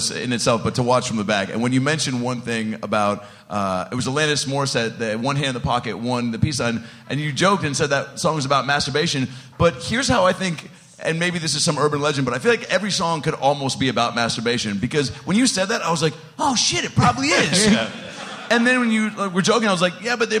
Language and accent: English; Shoreline, Washington, United States; I grew up in Shoreline, Washington